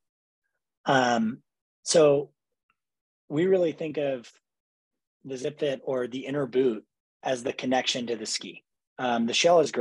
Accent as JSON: {"language": "English", "region": "New Hampshire", "country": "United States", "tie": "born or raised there", "said": "I grew up skiing in New Hampshire"}